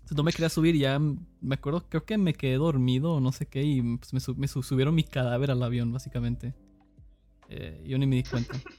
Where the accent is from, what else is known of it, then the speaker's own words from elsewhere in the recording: Cicero, Illinois, United States; now in San Luis Potosí, Mexico; crecí en Estados Unidos, en Chicago básicamente. no en la mera ciudad, era un suburbio que se llamaba Cicero